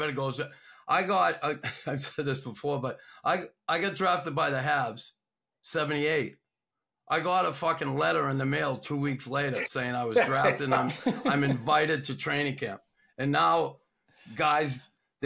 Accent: Boston, Massachusetts, United States; now in Montreal, Canada; Growing up in Boston

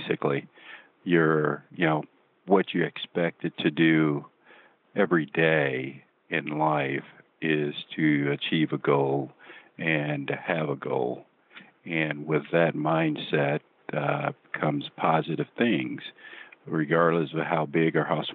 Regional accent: Shreveport, Louisiana, United States; growing up in Shreveport, Louisiana, as a kid

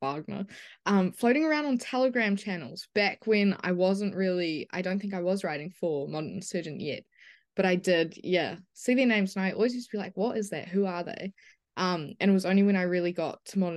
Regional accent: New Zealand; I grew up in New Zealand and were very isolated from everything basically

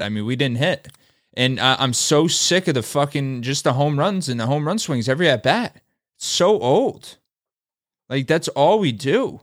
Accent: Albany, New York, United States; I'm from Albany, too

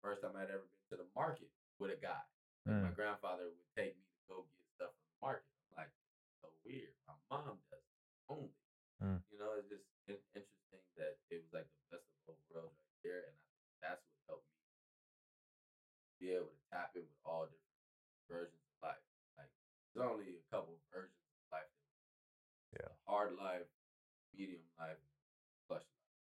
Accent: Tennessee, United States; When I was growing up in Tennessee

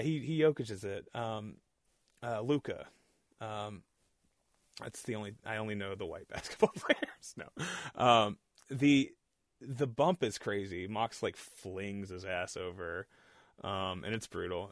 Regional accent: Texas, United States; born or raised there; moved away

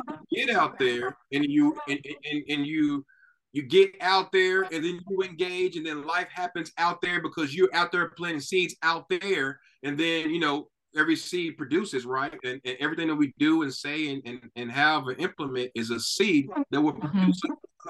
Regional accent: Knoxville, Tennessee, United States; moved away as an adult; now in Texas, United States; both me and my wife were born and raised in Knoxville, Tennessee

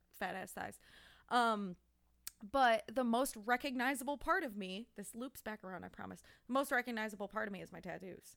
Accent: Clarkston, Michigan, United States; I grew up in Clarkston

